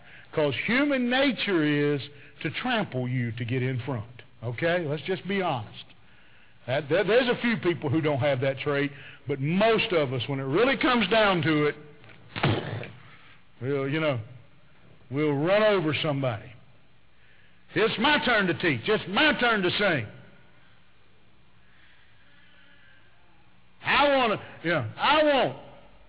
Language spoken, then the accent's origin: English; the South, United States; I'm from the South